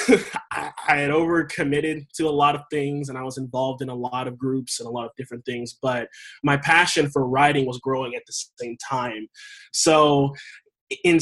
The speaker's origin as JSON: {"language": "English", "region": "Texas", "country": "United States", "tie": "born or raised there", "also_born_or_lived": "Charleston, West Virginia", "said": "I was raised in Texas. I was actually born in Charleston"}